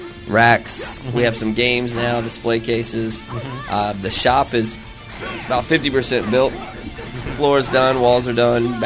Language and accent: English; South Carolina, United States; From the whole thing, yeah. It was a small state, you know. It's my home state.